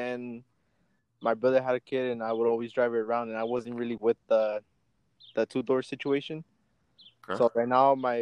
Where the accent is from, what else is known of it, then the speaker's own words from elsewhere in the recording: California, United States; I'm 21, and I'm from Morosi, California